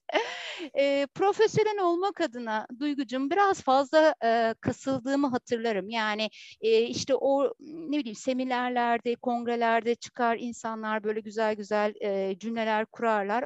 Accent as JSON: {"language": "Turkish", "town": "Heybeliada", "region": "Istanbul", "country": "Turkey", "said": "aynı zamanda Heybeliliyim."}